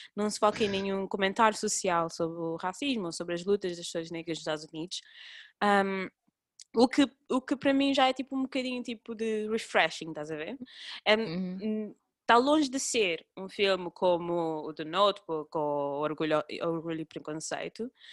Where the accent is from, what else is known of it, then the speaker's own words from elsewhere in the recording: Cape Verde; eu cresci, nós quando crescemos, principalmente nós em Cabo Verde